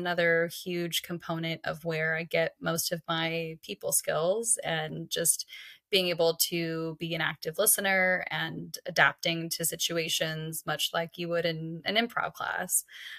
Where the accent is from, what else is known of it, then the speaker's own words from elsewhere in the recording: Kansas, United States; I'm originally from Kansas, and I have moved around quite a bit in my life, but Kansas is definitely home.